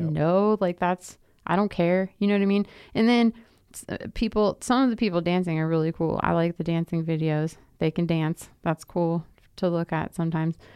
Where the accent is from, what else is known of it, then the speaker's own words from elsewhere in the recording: the South, United States; now in Boulder, United States; I am from the South